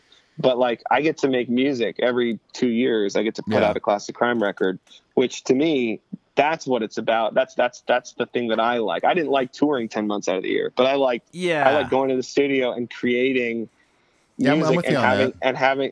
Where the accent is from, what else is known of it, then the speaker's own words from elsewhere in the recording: Canada; I'm Canadian